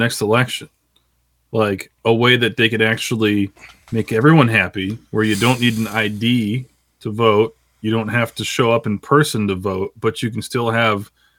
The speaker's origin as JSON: {"language": "English", "country": "Guatemala"}